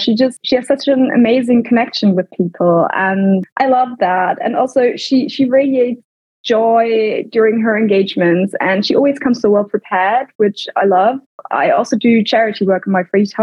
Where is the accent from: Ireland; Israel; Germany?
Germany; also born or lived in United Kingdom; I grew up in Germany before and went to boarding school in the UK then